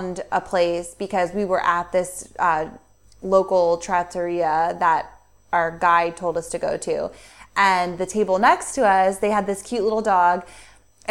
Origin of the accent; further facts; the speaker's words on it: United States; moved away; we're American